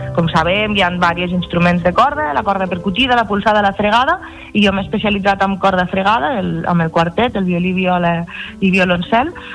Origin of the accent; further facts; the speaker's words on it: Lleida, Catalonia, Spain; now in Tarragona, Spain; Jo vaig néixer a Lleida, eh, tinc 35 anys i tinc el meu local comercial, el meu taller botiga, aquí a Tarragona